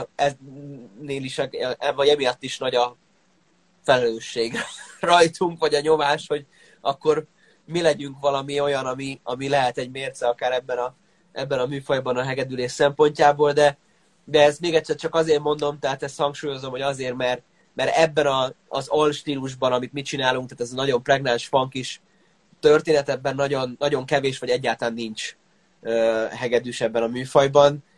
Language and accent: Hungarian; Székesfehérvár, Fejér, Hungary; a szülővárosunkhoz, Székesfehérvárhoz